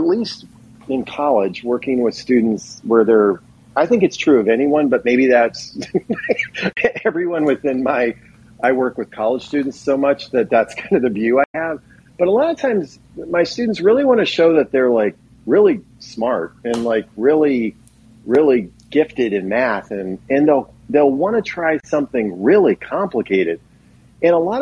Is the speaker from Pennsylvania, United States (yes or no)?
yes; Philadelphia, Pennsylvania, United States; the town I grew up in Philadelphia area